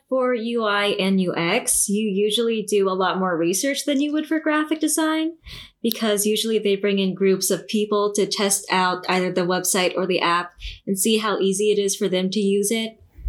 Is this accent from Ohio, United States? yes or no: no; Brooklyn, New York, United States; born there; Well, I was actually born in Brooklyn, so.